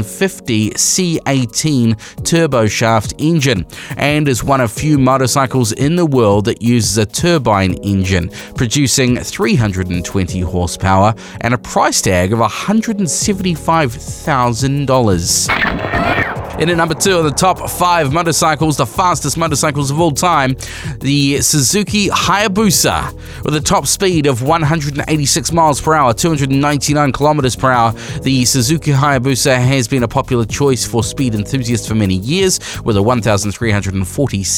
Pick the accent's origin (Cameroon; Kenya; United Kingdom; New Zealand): New Zealand; We are Kiwi motorcyclists